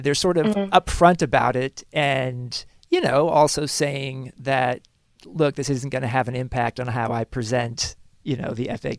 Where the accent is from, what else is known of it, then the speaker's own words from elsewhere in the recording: United States; also born or lived in Argentina; when I was growing up in the United States.